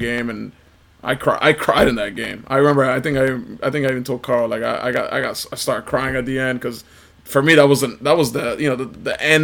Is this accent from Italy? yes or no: yes; Italy; moved away; I'm from Italy. I was born there and raised there